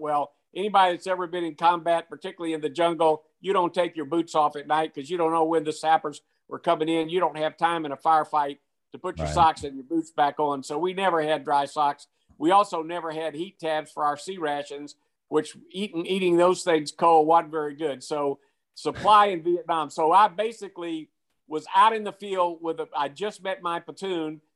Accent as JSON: {"language": "English", "town": "Macon", "region": "Georgia", "country": "United States", "tie": "born or raised there", "said": "my hometown of Macon, Georgia"}